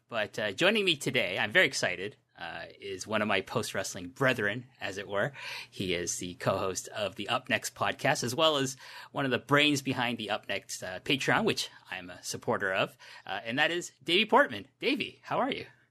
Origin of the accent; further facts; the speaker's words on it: Toronto, Ontario, Canada; when I was a middle school student in Canada, in Toronto